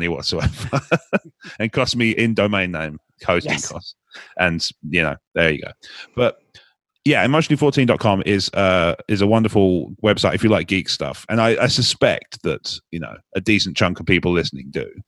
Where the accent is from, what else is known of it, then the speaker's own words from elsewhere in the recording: United Kingdom; as a Brit